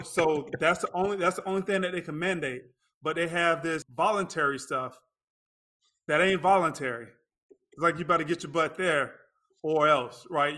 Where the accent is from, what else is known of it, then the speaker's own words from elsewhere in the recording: Lakeland, Florida, United States; moved away as an adult; also born or lived in North Carolina / Chicago, Illinois; now in Orlando, United States; I grew up in Lakeland, Florida.